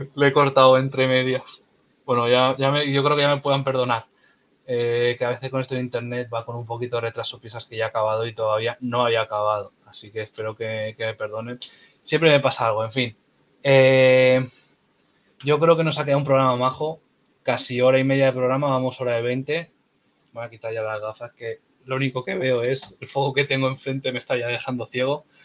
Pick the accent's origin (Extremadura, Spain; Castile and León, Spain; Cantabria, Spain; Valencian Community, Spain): Cantabria, Spain; Castro Urdiales; soy de Castro